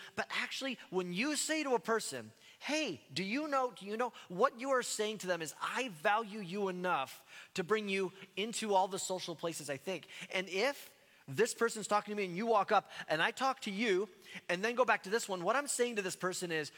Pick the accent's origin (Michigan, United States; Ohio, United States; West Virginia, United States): Ohio, United States; Cleveland; I'm from Ohio, and being from the state of Ohio, I root for teams from Ohio. And so, especially being from Cleveland